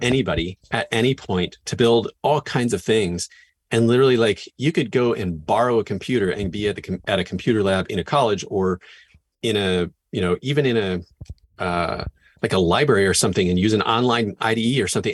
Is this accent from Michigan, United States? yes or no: no; Northwest Washington, United States; I grew up in Northwest Washington, up and down the I five corridor